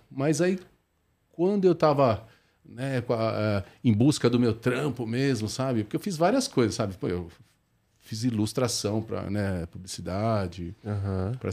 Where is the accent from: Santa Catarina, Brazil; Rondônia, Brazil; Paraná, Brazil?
Paraná, Brazil; Nova Esperança; born there; Cara, eu nasci num sítio no interior do Paraná.